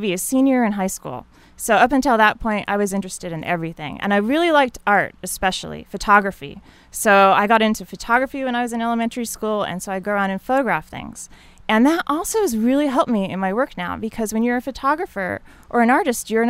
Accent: Utah, United States; I grew up in Utah, and so we spent a lot of times outdoors

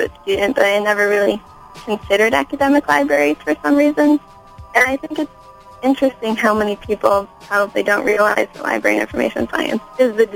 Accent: Morton, Illinois, United States; I am born and raised in Illinois. I moved around sort of from small town to small town. I grew up in a town called Morton, Illinois

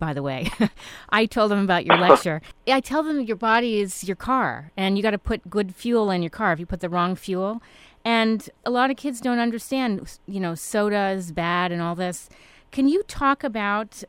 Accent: East Coast, United States; I grew up on the East Coast

